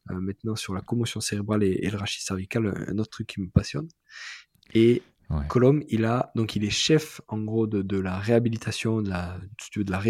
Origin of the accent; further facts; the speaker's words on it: south of France, France; C'est pas juste parce que je suis du Sud, mais moi